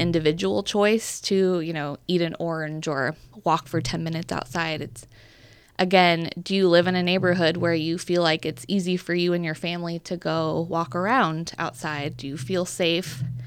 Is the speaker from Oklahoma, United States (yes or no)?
no; Bellevue, Nebraska, United States; also born or lived in Omaha, Nebraska / Council Bluffs, Iowa; I grew up in Bellevue, Nebraska.